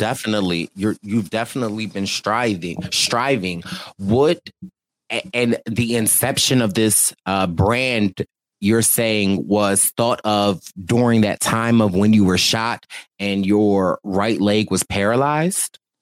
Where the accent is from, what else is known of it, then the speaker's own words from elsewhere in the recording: Philadelphia, Pennsylvania, United States; I'm from Philly.